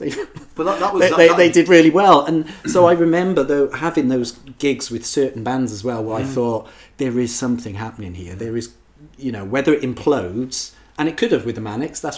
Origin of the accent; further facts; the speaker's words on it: Wales, United Kingdom; as a Welshman